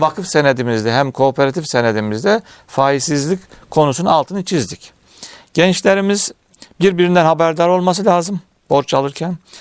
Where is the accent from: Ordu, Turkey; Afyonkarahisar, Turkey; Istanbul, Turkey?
Afyonkarahisar, Turkey; Bolvadin; bin dokuz yüz altmış beş Afyon Bolvadin, e, doğumluyum.